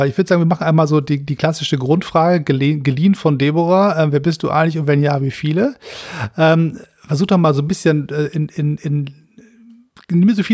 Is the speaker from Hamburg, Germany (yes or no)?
yes; Hamburg, Germany; Ich bin Hamburger